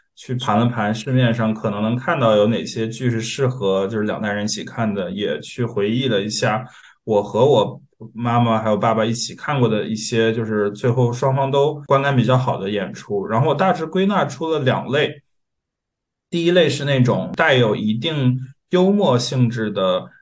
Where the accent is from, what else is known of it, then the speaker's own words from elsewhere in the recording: Northeast China, China; 因为我老家也是东北的